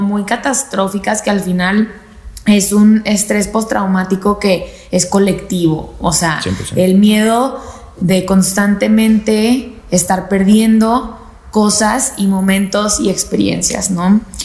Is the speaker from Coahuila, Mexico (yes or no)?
yes; Torreón, Coahuila, Mexico; estaba en mi casa en Torreón, soy de Torreón